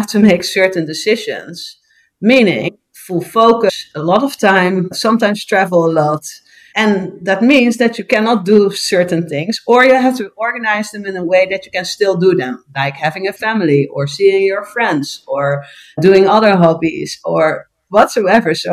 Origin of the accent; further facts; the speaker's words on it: Curaçao; now in Netherlands; I'm born and raised in Curaçao